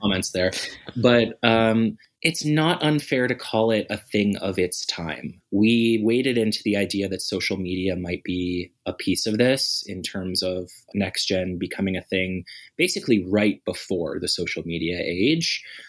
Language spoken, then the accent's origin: English; Nova Scotia, Canada; also born or lived in Calgary; now in Edmonton, Canada; I'm originally from Nova Scotia